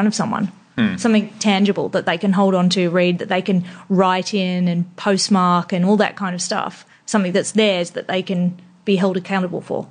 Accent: England, United Kingdom; also born or lived in Melbourne, Australia / Queensland, Australia / London; now in Sydney, Australia; born in Australia, but everyone around me is English. So I grew up in England.

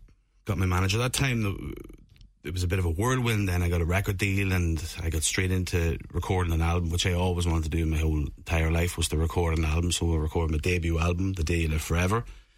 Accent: Monaghan, County Monaghan, Ireland; So I'm from Monaghan town. And I continued that path, and I joined Riverdance as a dancer when I turned 15.

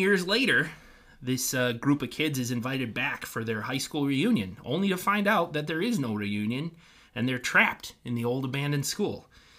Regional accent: England, United Kingdom; English. Actually, I'm English.

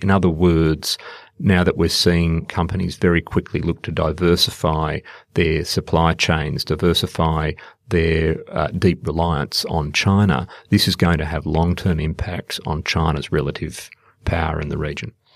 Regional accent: Australia; also born or lived in India; working as an Australian diplomat

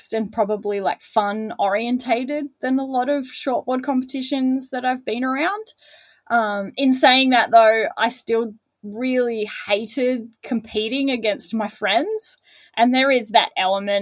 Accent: Newcastle, New South Wales, Australia; moved away as an adult; now in Torquay, Australia; I grew up in Newcastle

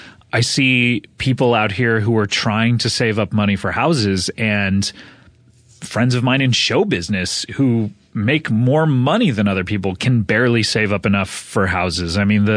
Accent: California, United States; Growing up in Orange County, for your listeners, it is kind of a rich pocket of California. It's a little bit south of Los Angeles.

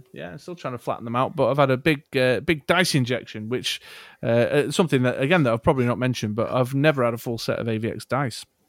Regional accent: Manchester, North West England, United Kingdom; accent: Mancunian; my Manck accent

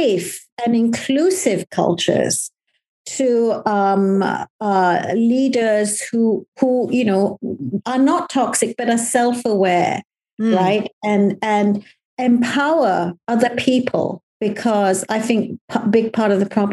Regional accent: Malaysia; now in United Kingdom; Me as a Malaysian

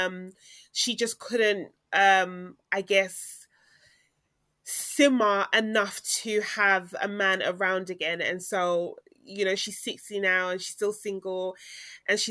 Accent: Ghana; culturally, I come from Ghana

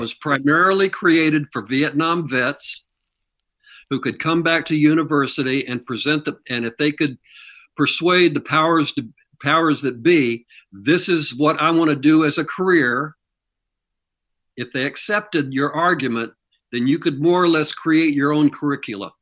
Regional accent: Kansas City, Missouri, United States; moved away; I grew up in Missouri

